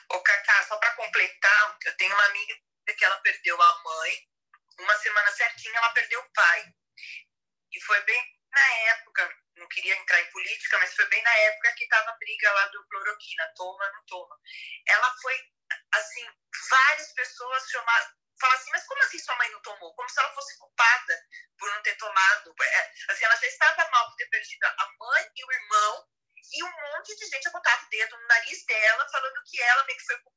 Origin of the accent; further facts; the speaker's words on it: São Paulo, Brazil; moved away; porque eu sou de São Paulo.